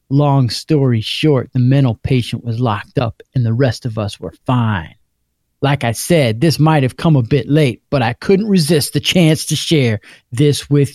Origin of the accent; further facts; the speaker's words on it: the South, United States; So I'm from the South as well. So I grew up with this phrase.